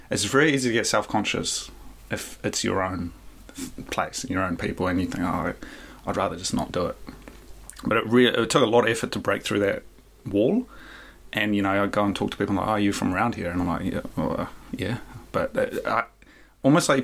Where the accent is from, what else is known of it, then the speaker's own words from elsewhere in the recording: Hawke's Bay, New Zealand; moved away as an adult; also born or lived in Tokyo, Japan; staying in Hawke's Bay and kind of wandering my old homes, the place I called home